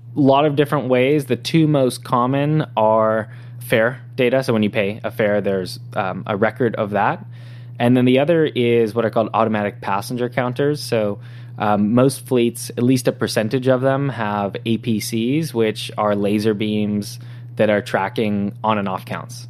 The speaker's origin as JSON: {"language": "English", "town": "San Diego", "region": "California", "country": "United States", "tie": "born or raised there", "moved": "as an adult", "lives_now": "San Francisco, United States", "said": "I was born and raised in San Diego, uh, so Southern California."}